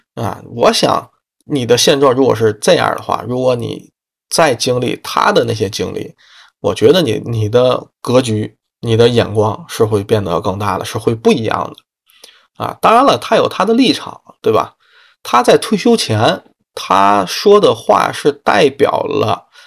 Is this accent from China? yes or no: yes; Tianjin, China; 关于天津的啊，我的家乡